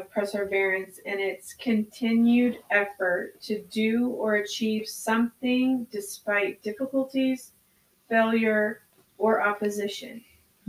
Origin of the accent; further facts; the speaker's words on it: United States; as an American culture